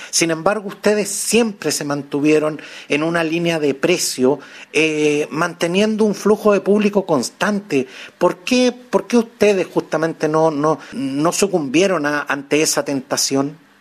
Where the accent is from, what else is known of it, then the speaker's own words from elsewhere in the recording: Chile; como chilenos que somos